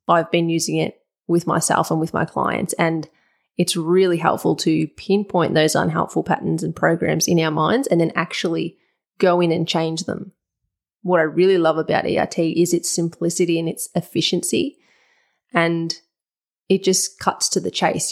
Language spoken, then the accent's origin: English; Wurundjeri land, Victoria, Australia; I'm speaking from Wurundjeri land